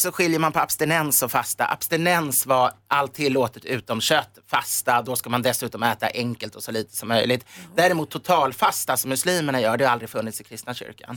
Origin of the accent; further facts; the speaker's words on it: Sweden; also born or lived in Germany; jag är svensk